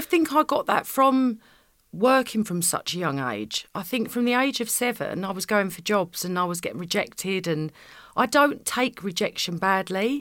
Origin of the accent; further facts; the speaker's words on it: Essex, East of England, United Kingdom; I'm from Essex